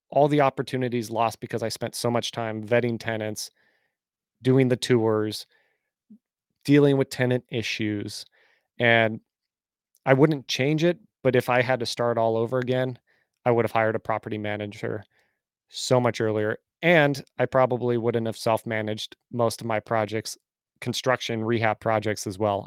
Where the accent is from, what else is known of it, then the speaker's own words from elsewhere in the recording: Bay Area, California, United States; moved away as an adult; now in Nashville, United States; I'm originally from California, grew up in the Bay Area, but then I moved five and a half years ago to Nashville